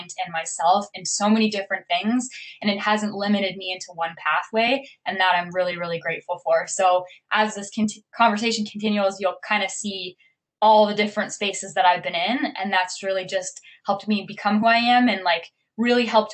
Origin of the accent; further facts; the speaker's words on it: Amherstburg, Ontario, Canada; also born or lived in Windsor, Ontario; I'm born and raised in Windsor. I am from technically Amherstburg.